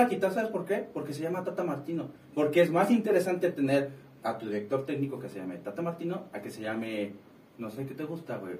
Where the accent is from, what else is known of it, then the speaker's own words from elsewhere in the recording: Mexico; al final de cuentas soy mexicano